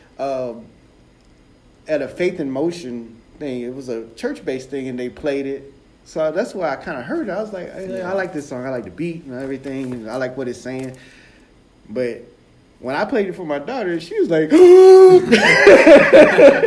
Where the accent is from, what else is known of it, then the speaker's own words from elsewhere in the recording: United States; I'm an American